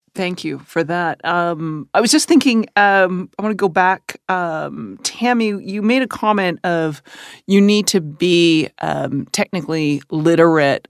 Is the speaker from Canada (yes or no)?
yes; Canada; I'm Canadian